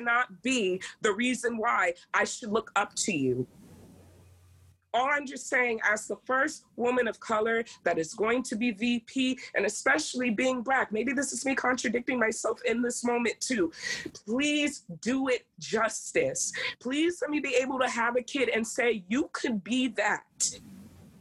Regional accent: United States; now in Maryland, United States; I am African American

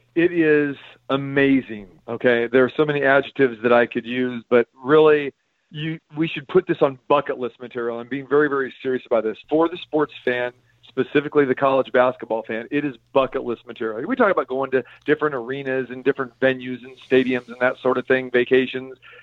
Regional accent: Sacramento, California, United States; now in Las Vegas, United States; my hometown in Sacramento

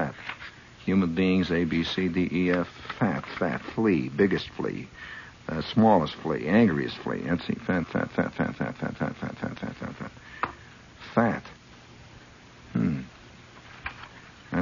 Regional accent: Chicago, Illinois, United States; I'm from Illinois. You know, I was born in Chicago

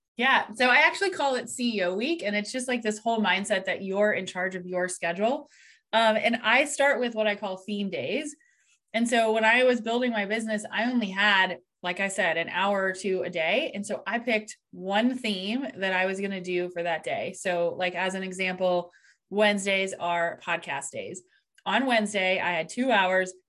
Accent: Columbus, Ohio, United States; I'm actually from Columbus, Ohio. So, over here in the United States

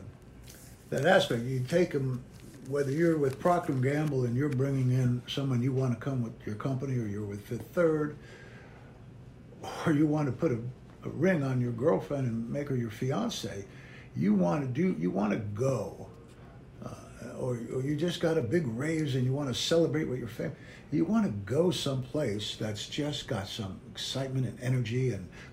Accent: New Jersey, United States; moved away as an adult; also born or lived in Asbury Park, New Jersey; now in Cincinnati, United States; I grew up in New Jersey, and in Asbury Park, and all over Jersey, actually, Jersey Shore.

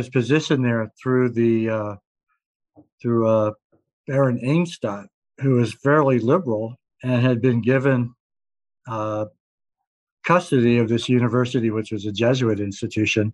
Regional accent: Vermont, United States; my home state of Vermont

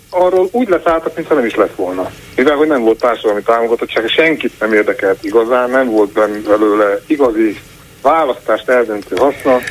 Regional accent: Budapest, Hungary; also born or lived in near Felcsút, Fejér County; Orbán Viktor szülőfalujától nem messze születtem, én budapesti vagyok amúgy

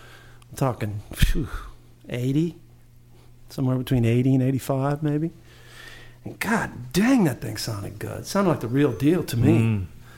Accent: Santa Monica, California, United States; It's odd for a Southern California guy. I grew up in Santa Monica.

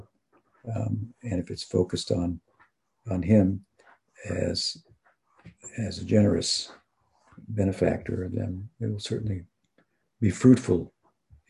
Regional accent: United States; I'm from the United States

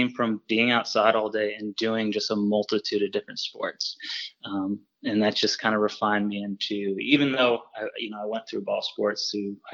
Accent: Woodstock, Vermont, United States; I grew up in the woods in Vermont, basically. Yeah, if anybody's familiar with Vermont, I grew up in Woodstock

